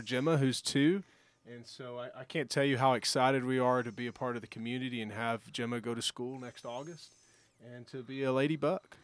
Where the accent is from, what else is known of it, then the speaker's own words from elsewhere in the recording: Giddings, Texas, United States; now in Alpine, United States; growing up in Giddings, um, small town, rural community